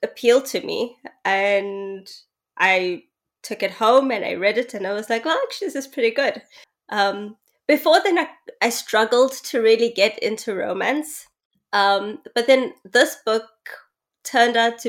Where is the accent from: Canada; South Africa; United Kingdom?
South Africa; moved away as an adult; also born or lived in Durban, KwaZulu-Natal; now in Melbourne, Australia; I'm from South Africa, born and raised. Actually lived in three different provinces of South Africa before moving to Melbourne 3 years ago